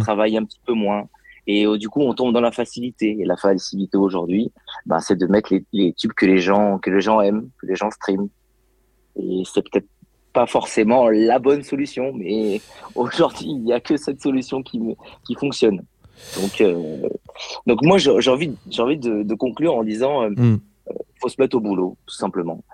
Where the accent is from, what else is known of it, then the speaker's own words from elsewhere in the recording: Lyon region, Auvergne-Rhône-Alpes, France; je suis de la région lyonnaise